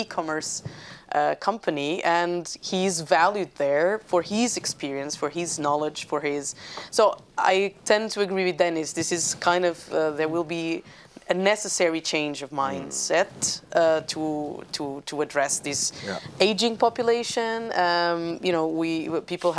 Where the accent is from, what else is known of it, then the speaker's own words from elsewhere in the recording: Portugal; I'm from Portugal